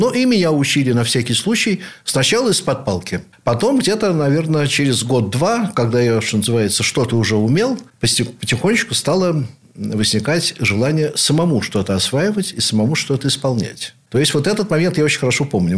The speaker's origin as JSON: {"language": "Russian", "region": "Saint Petersburg", "country": "Russia", "tie": "born or raised there", "said": "Я родился в Ленинграде, являюсь потомственным ленинградцем, теперь уже санкт-петербуржцем, наверное, в седьмом поколении"}